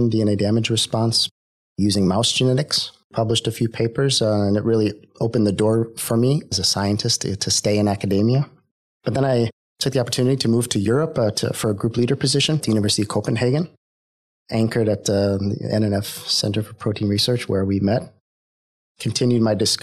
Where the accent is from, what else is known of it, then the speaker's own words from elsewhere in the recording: Ohio, United States; moved away as an adult; also born or lived in Washington, D.C. / Denmark; now in Sweden; I grew up in Ohio, in the United States.